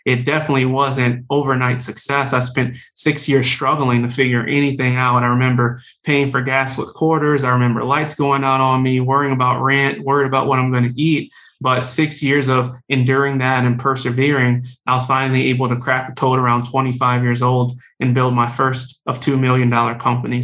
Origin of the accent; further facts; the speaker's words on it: New Orleans, Louisiana, United States; I'm from New Orleans, Louisiana, originally